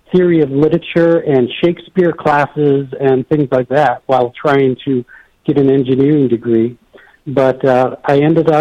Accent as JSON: {"language": "English", "region": "Michigan", "country": "United States", "tie": "born or raised there", "moved": "yes", "said": "I actually grew up in Michigan, not too far from you, so I grew up in Lake Orion and Clarkston and Lapeer"}